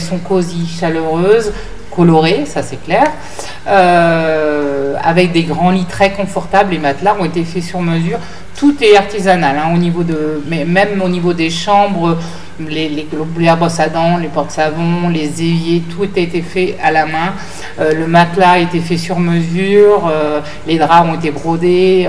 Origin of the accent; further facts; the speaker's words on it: France; on est des Occidentaux, on est des Français.